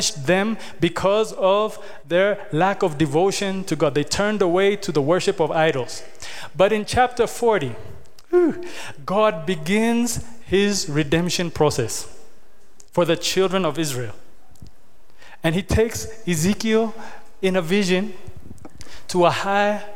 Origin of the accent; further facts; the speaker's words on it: Kenya; now in Ethiopia; When I grew up in Kenya